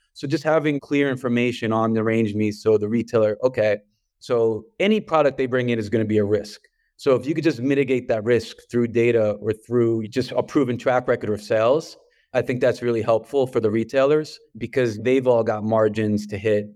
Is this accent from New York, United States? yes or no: yes; New York City, New York, United States; accent: New York; the way I pronounce water, you probably hear, um, from New York, and I'm from Brooklyn.